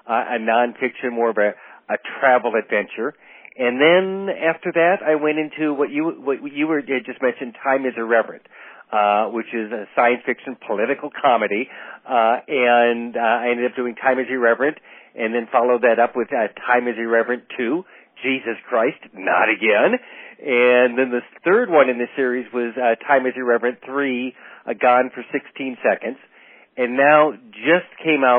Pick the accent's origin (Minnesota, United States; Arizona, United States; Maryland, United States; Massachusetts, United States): Minnesota, United States; Duluth; I was born in Duluth, Minnesota